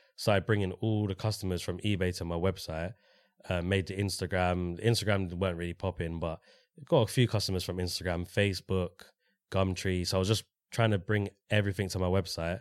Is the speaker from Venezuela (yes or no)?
no; London, United Kingdom; Grew up in Walthamstow, went to school in Walthamstow